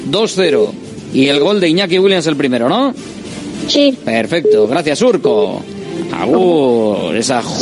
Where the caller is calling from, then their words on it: Basauri, Basque Country, Spain; de Basauri.